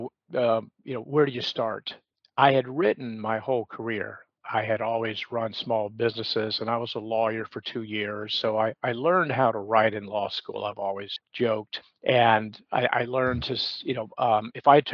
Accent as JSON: {"language": "English", "town": "Atlanta", "region": "Georgia", "country": "United States", "tie": "born or raised there", "moved": "yes", "lives_now": "Charleston, United States", "said": "I was born and raised in Atlanta, so I understood what it meant to be born and raised in the South"}